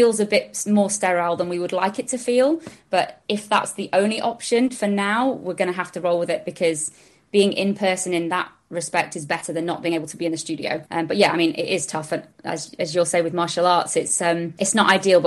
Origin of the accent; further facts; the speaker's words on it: Sheffield, Yorkshire and the Humber, United Kingdom; moved away as an adult; also born or lived in London; now in Richmond, United Kingdom; I'm from up north, I'm from Sheffield. So I moved down to London at 18